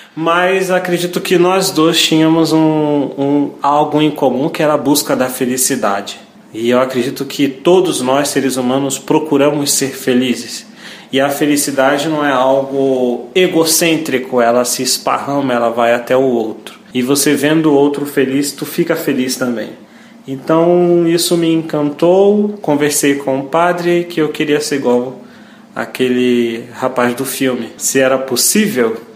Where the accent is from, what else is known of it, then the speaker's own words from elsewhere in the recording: Niterói, Rio de Janeiro, Brazil; sou natural de Niterói, Rio de Janeiro